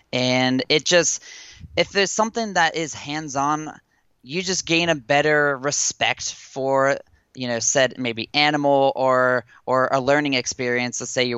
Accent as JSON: {"language": "English", "town": "Cincinnati", "region": "Ohio", "country": "United States", "tie": "born or raised there", "moved": "as an adult", "lives_now": "Louisville, United States", "said": "I am originally from Cincinnati, Ohio, kind of the tri-state area on the river there, and between Ohio, Indiana, and Kentucky. And I have moved to Louisville, Kentucky now, about a year and odd months ago."}